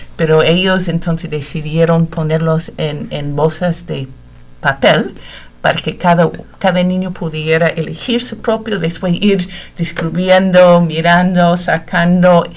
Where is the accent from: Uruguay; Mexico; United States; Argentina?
United States; Connecticut; also born or lived in Indiana; now in Bloomington, United States; De aquí de Estados Unidos, del estado de Connecticut. Hace muchísimos años que no vivo en Connecticut, pero sí nací allá